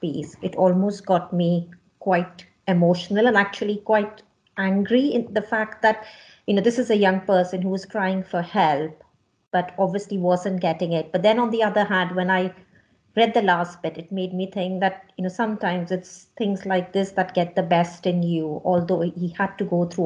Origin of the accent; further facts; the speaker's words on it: Mumbai, Maharashtra, India; moved away; I was born and brought up in Bombay in India